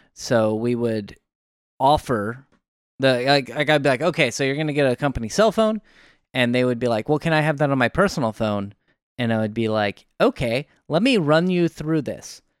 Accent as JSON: {"language": "English", "region": "Oregon", "country": "United States", "said": "I'm from Oregon"}